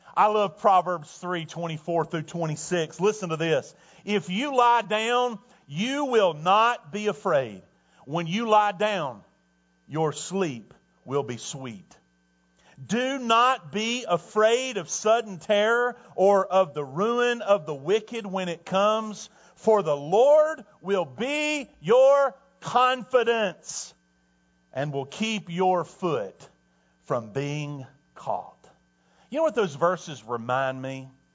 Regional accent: Tornado Alley, United States; moved away; I grew up in Tornado Alley

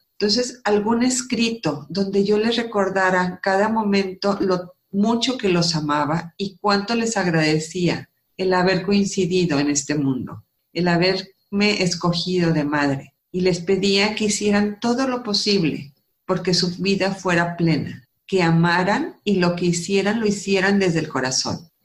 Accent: Múzquiz, Coahuila, Mexico; moved away; also born or lived in Silao, Guanajuato / Monterrey, Nuevo León; nací en Silao, crecí en Musquis, Coahuila, y me vine a estudiar a Monterrey

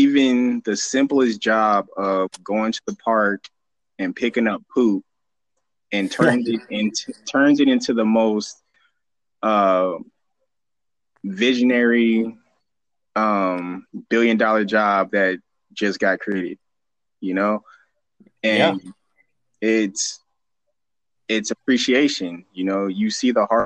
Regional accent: the High Desert, California, United States; also born or lived in Fontana, California; I moved from Fontana in the middle of second grade to the high desert

